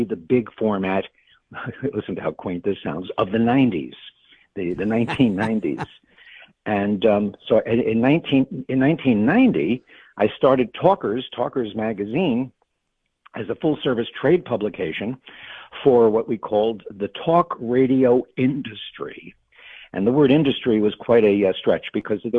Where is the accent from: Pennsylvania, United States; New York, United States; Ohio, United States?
New York, United States; New York City; moved away; also born or lived in Los Angeles; I grew up in New York